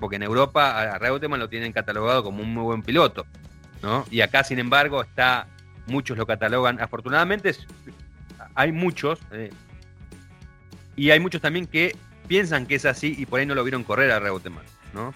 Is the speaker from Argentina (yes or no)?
yes; Argentina; cómo somos los argentinos